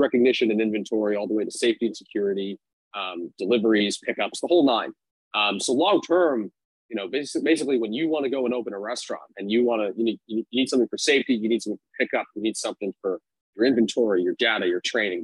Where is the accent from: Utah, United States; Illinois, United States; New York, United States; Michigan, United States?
New York, United States; New York City; now in Arizona, United States; born and raised in New York City